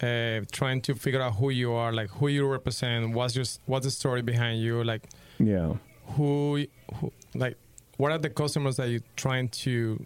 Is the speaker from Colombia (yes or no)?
yes; Colombia; moved away as an adult; also born or lived in Ohio, United States; now in California, United States; I'm originally from Colombia, so I moved to the U.S. in 2006.